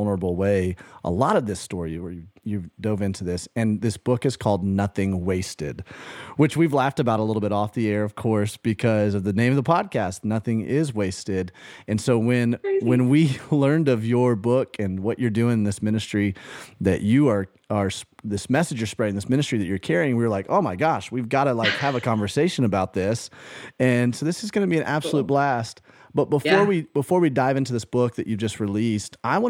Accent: Alabama, United States; moved away; Where I grew up in Alabama, it's God down there

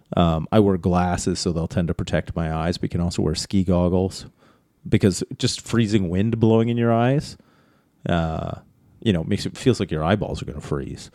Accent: Canada; as our Canadian, us Canadians say. I was gonna say our Canadian friends, but I'm one of them.

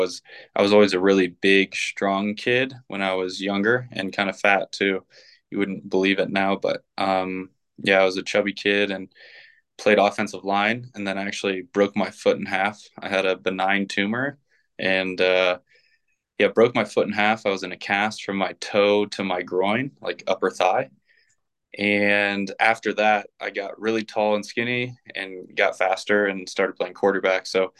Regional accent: Ohio, United States; also born or lived in Indianapolis / Colorado / Texas; I was born in Indianapolis, moved to Colorado, then to Texas, and then to Ohio. Moved a bunch in Ohio, but ultimately ended up spending most of my youth in Ohio.

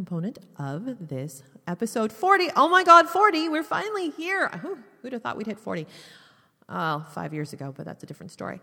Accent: Canada; being Canadian

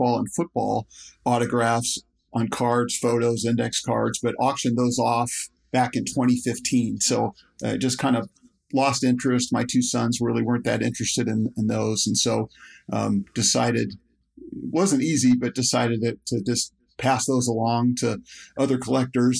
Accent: Dayton, Ohio, United States; growing up in Dayton, Ohio, which is a big college basketball community

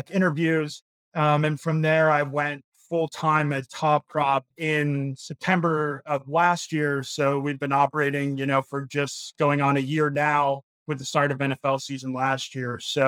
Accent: Cleveland, Ohio, United States; moved away as an adult; also born or lived in Philadelphia, Pennsylvania / New York City; I'm originally from Cleveland, Ohio, you know, grew up a huge Cleveland sports fan

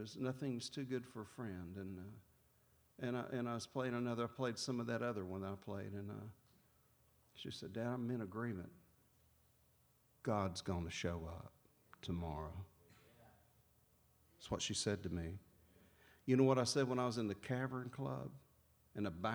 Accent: Jacksonville, Florida, United States; my hometown, Jacksonville, Florida

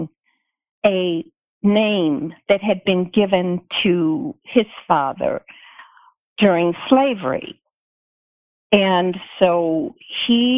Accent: Tuscaloosa, Alabama, United States; moved away as an adult; also born or lived in Colorado; I grew up in Tuscaloosa, Alabama

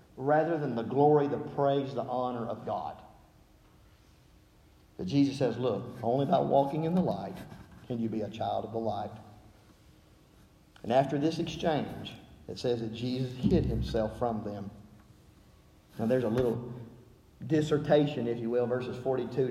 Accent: Alabama, United States; accent: Southern; moved away; growing up in Alabama

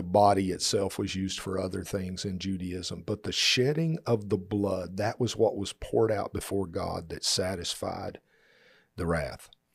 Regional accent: Texas, United States; we're from Texas

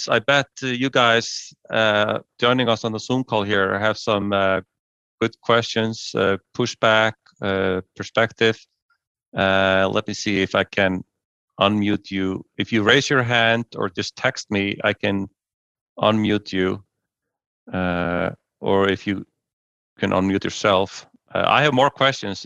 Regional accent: Iceland; the year before I was born here in Iceland, in 1974

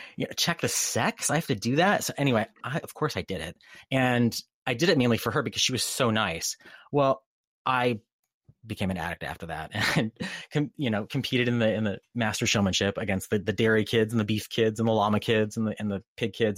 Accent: Durham, Connecticut, United States; moved away as an adult; now in California, United States; I grew up in Durham, Connecticut

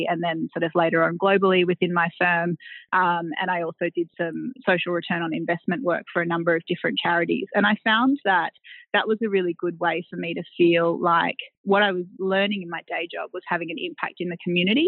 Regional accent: Tweed Heads, New South Wales, Australia; also born or lived in Taree; I grew up on the Gold Coast, so a little town called Tweed Heads at the southern end of the Gold Coast.

